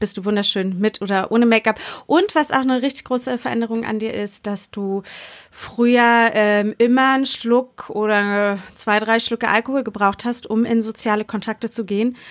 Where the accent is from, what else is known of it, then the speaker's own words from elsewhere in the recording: Berlin, Germany; Jetzt sind Jule und ich Berlinerinnen